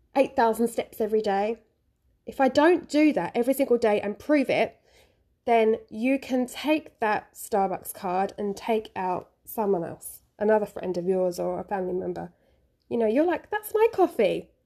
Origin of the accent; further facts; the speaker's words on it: London, United Kingdom; now in Japan; I'm from London. I am a London girl